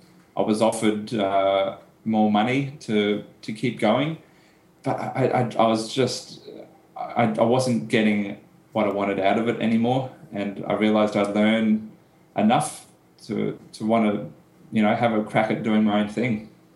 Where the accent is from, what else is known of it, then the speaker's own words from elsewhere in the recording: Brisbane, Queensland, Australia; also born or lived in United Kingdom / United States; I was born and raised in Brisbane, but have lived in the UK and the United States for a year or two. But yeah, live in Brisbane.